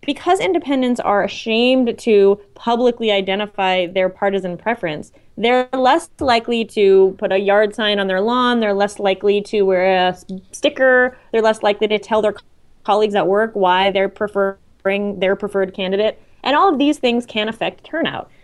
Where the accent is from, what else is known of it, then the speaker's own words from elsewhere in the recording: Canada; moved away; I'm Canadian